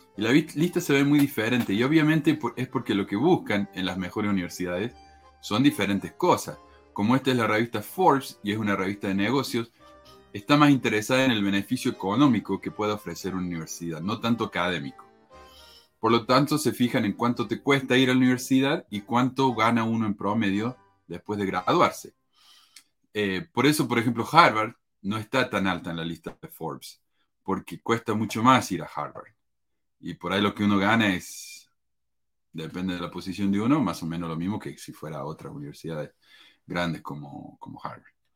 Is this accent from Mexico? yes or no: no; Argentina; moved away as an adult; yo vine de Argentina y no tenía ni siquiera mi, certificado de graduación del secundario conmigo